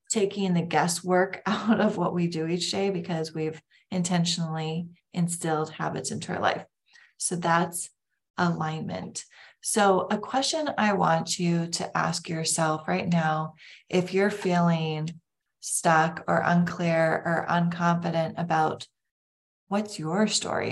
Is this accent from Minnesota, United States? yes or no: yes; Lake Country, Minnesota, United States; I grew up in Lake Country in Minnesota.